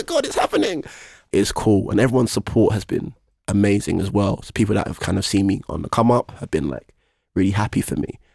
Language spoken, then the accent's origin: English; London, United Kingdom; I'm from East London